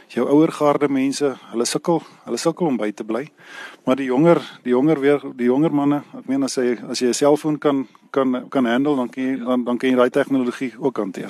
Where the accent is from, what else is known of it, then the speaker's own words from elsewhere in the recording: Reitz, Free State, South Africa; also born or lived in Bethlehem; Ek is gebore hier waar ek nou nog steeds hier in Ryse is gebore en Ryse hier groot geword